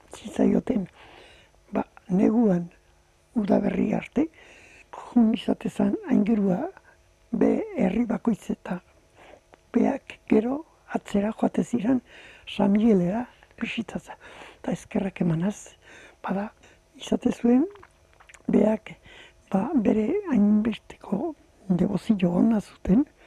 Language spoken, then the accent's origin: Basque; Tolosa, Basque Country, Spain; ni tolosan jaio nitzen